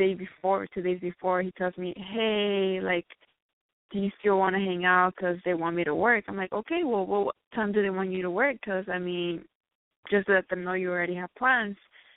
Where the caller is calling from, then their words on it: Los Angeles, California, United States; I am calling from L.A. I am 23